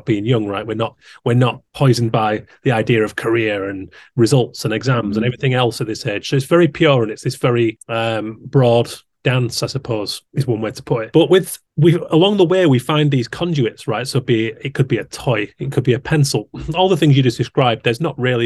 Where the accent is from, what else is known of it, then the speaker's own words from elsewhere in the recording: Haworth, Yorkshire and the Humber, United Kingdom; I grew up around Haworth in West Yorkshire